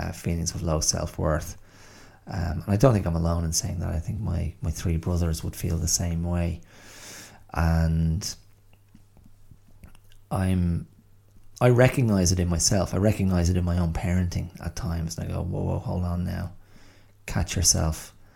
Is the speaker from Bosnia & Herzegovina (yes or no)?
no; Ireland; moved away as an adult; also born or lived in England; growing up in Ireland in the, you know, the mid 20th century up to the kind of 90s